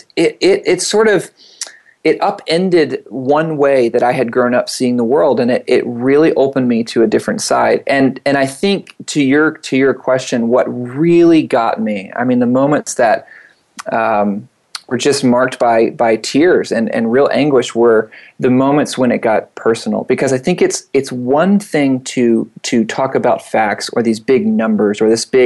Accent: Atlanta, Georgia, United States; I grew up in Atlanta, down the east, southeast

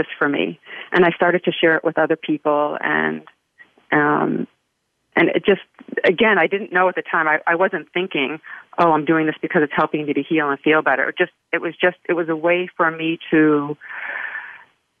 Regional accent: New England, United States; now in Florida, United States; I'm from New England

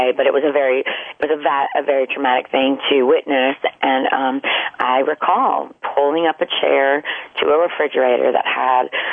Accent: the South, United States; I'm from the South, and everything is deep fried, cheesed

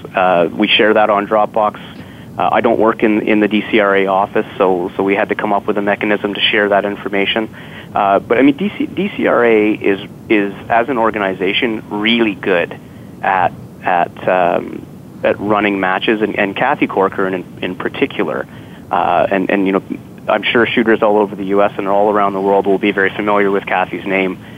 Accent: Ottawa, Ontario, Canada; born and raised in Ottawa

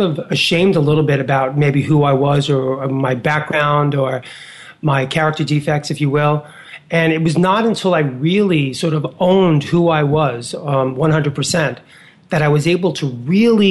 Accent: New York City, New York, United States; I was a kid from Hell's Kitchen, 10th Avenue, 49th Street

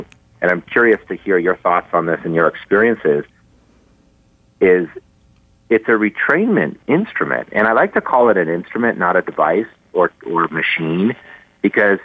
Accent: Boulder, Colorado, United States; growing up in Boulder

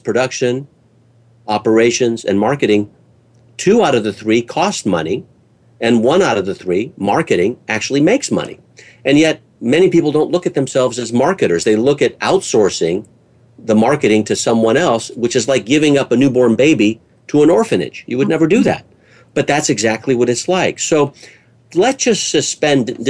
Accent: California, United States; California, which is my home state here in the United States

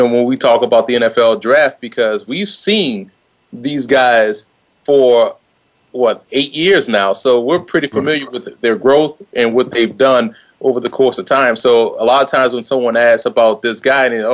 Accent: New Orleans, Louisiana, United States; moved away as an adult; also born or lived in Lafayette, Louisiana; now in Northern New Jersey, United States; born and raised in New Orleans, Louisiana.

